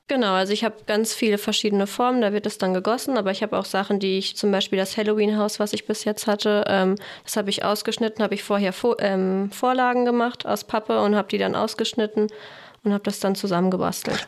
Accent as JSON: {"language": "German", "town": "Fulda", "region": "Hesse", "country": "Germany", "moved": "yes", "lives_now": "Essen, Germany", "said": "wir kommen ursprünglich kommen wir aus Fulda, wohnen aber jetzt seit fünf Jahren in Essen"}